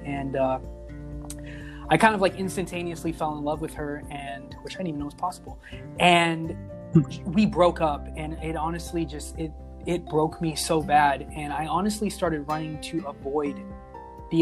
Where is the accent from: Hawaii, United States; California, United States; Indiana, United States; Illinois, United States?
California, United States; Victorville; also born or lived in Apple Valley, California; I grew up in a small town. I was born in Apple Valley, California. I moved to Victorville when I was 9, which is literally the city over